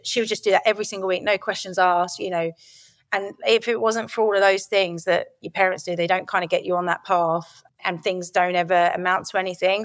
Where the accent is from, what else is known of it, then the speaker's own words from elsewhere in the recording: Lordswood, South East England, United Kingdom; also born or lived in Rochester, Kent; I grew up in Lordwood, which was just outside of the Medway towns in Kent